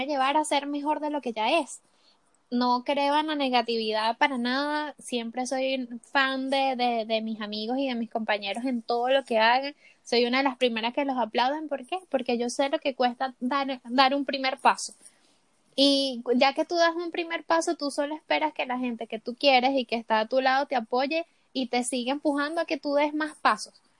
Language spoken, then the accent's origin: Spanish; Venezuela; moved away as an adult; also born or lived in Colombia; now in Chile; cuando salí de Venezuela